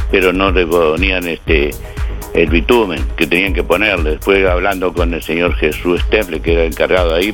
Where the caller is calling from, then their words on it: Colonia del Sacramento, Colonia, Uruguay; de Uruguay de Colonia de Sacramento 572-3.